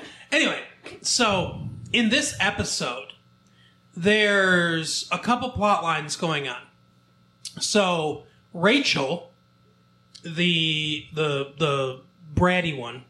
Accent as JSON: {"language": "English", "region": "the South", "country": "United States", "said": "Like I'm from the South."}